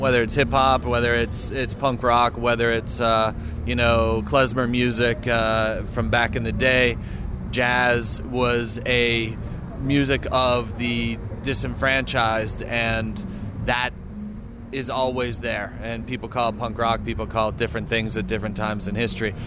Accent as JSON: {"language": "English", "country": "United States"}